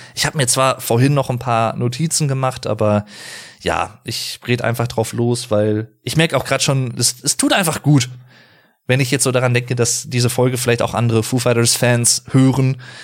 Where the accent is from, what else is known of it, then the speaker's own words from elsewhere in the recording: Sauerland, North Rhine-Westphalia, Germany; ich komme aus dem Sauerland